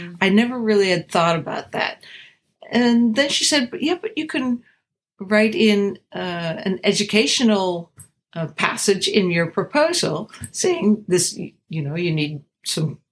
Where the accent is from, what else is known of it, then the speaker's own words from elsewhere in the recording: the Berkshires, Massachusetts, United States; growing up in the Berkshires in Massachusetts as a kid